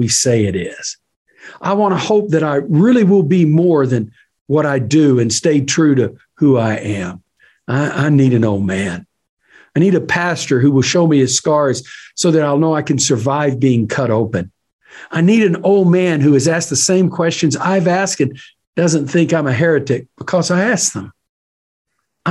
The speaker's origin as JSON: {"language": "English", "region": "East Texas", "country": "United States", "also_born_or_lived": "Tyler, Texas / Dallas-Fort Worth, Texas", "moved": "as an adult", "said": "I was from East Texas where Bob Buford was"}